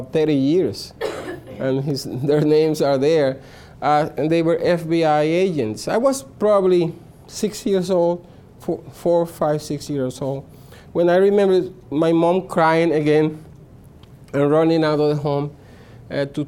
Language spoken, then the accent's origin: English; Puerto Rico; I'm from Puerto Rico, and I was born in the 1960s into a communist household